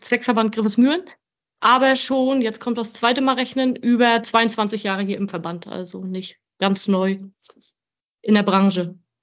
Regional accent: Grevesmühlen, Mecklenburg-Vorpommern, Germany; ich komme von hier. Ich bin Luftlinie 250 Meter von hier geboren

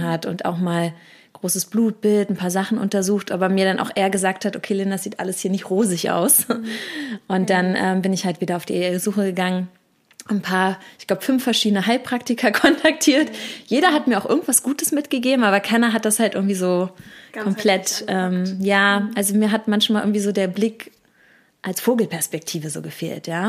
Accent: Berlin, Germany; bin tatsächlich gebürtige Berlinerin

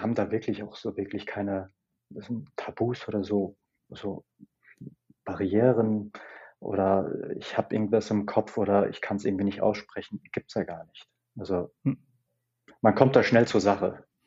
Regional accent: Germany; aus Deutschland

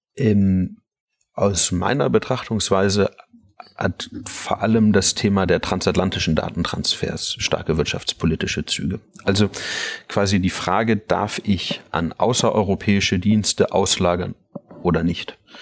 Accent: Munich, Bavaria, Germany; im Umfeld, wo ich aufgewachsen bin, in München

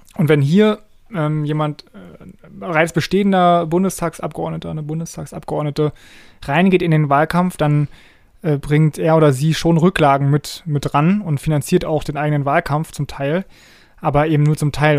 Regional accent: Germany; bei uns in Deutschland

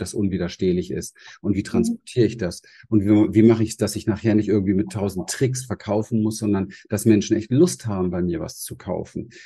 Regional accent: Berlin, Germany; moved away; also born or lived in Pacific coast; ich komme aus der Gosse in Berlin. Ja, ich habe im Hinterhof gespielt. Ich habe nichts gehabt, bin in einem traumatischen Feld groß geworden

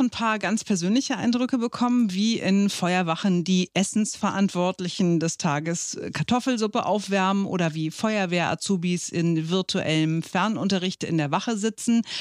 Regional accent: Frankfurt, Hesse, Germany; also ich komme ja aus Frankfurt am Main, was ja durchaus auch, wo durchaus auch Karneval gefeiert wird. Mainz ist um die Ecke, ne?

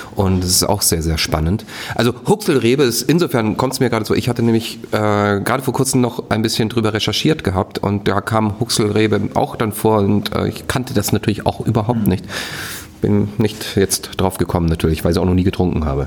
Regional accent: Styria, Austria; moved away; da wo ich herkomme, aus der Steiermark

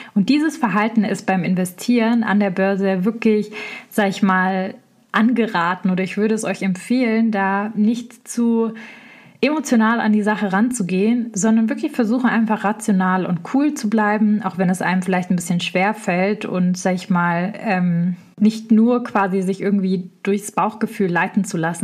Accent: Swabia, Baden-Württemberg, Germany; im Schwabenländle, wo ich herkomme

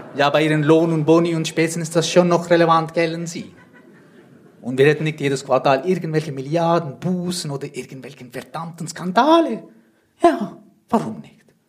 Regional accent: Switzerland; Ich komme aus der Schweiz, wie man vielleicht hört

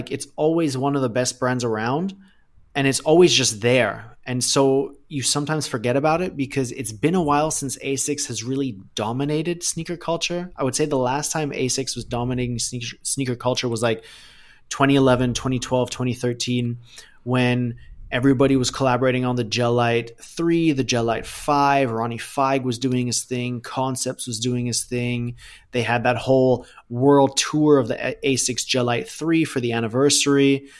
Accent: Thailand; also born or lived in Germany?; I was born in Thailand. I lived there for 18 years. My dad still lives there. So I haven't, for me, Thailand is home, right? Like, I'm German. I have a German passport. Both my parents are German, but I spent my entire childhood in Thailand.

